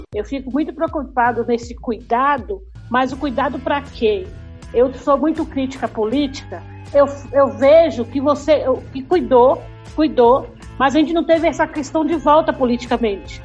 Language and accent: Portuguese; Salvador, Bahia, Brazil; como eu sou de Salvador, vivi toda essa história